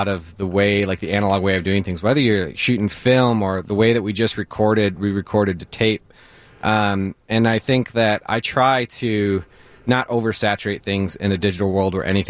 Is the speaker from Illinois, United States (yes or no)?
yes; Sterling, Illinois, United States; now in Chicago, United States; I grew up in Sterling, Illinois